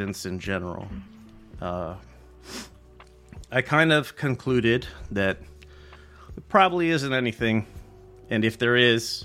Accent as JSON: {"language": "English", "town": "Glendale", "region": "Arizona", "country": "United States", "tie": "born or raised there", "also_born_or_lived": "Tolleson, Arizona", "said": "I moved from Glendale to what is Tolleson, it's considered Tolleson, but it's also not, it's also part of Phoenix proper."}